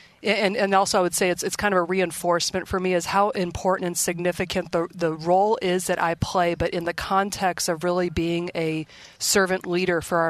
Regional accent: Indianapolis, Indiana, or Cleveland, Ohio, Midwest, United States; moved away as an adult; Indianapolis, Indiana, or Cleveland, Ohio, where I grew up

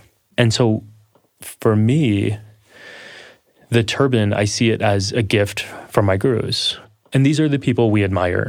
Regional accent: Texas, United States; accent: Texas; A lot of the times, I'll put on my Texas accent, which I...

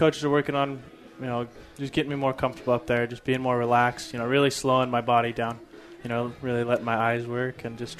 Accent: Southern California, United States; I'm from Southern California, so that heat, I'm used to it

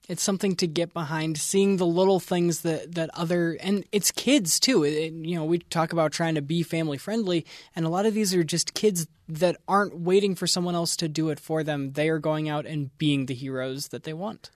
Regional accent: East Coast, United States; I grew up on the East Coast

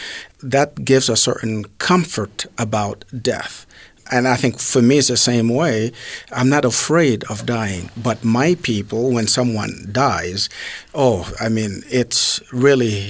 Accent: Haiti; moved away; I'm from Haiti

